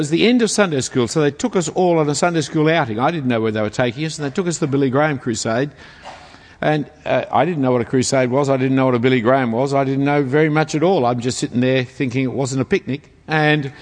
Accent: Sydney, New South Wales, Australia; we grew up in Bondi Junction, Bellevue Hill part of town. I went to Bellevue Hill Public School

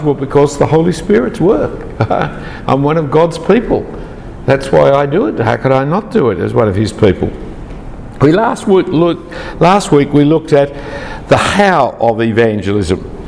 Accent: Australia; I am uh, Anglo Danish background. I am uh, male. I am Australian citizenship

